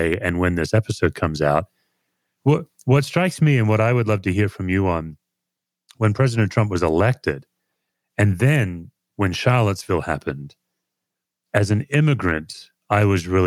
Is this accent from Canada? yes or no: no; Australia; I'm an Australian